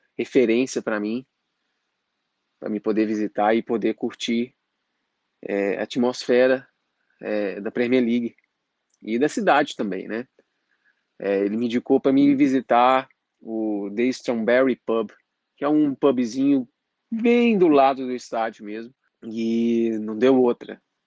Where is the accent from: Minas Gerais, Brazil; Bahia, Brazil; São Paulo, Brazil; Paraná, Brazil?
Minas Gerais, Brazil; Patos de Minas; moved away as an adult; now in Dublin, Ireland; eu sou de Patos de Minas e atualmente eu estou morando em Dublin, na Irlanda